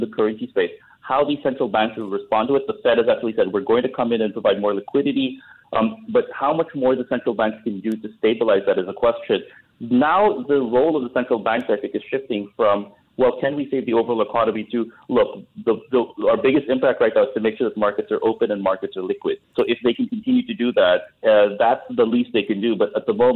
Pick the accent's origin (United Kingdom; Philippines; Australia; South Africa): Philippines; as a Filipino